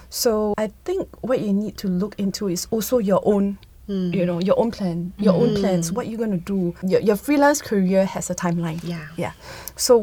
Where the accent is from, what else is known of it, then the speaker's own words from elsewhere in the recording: Singapore; as Singaporean